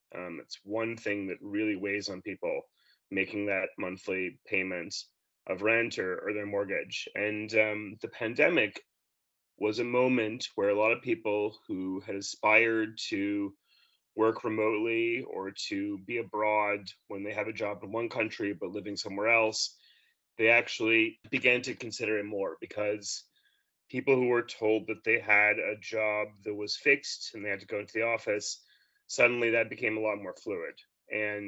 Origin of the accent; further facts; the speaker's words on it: New York, United States; moved away as an adult; now in Australia; I'm originally from New York, but I've lived in Australia for 6 years.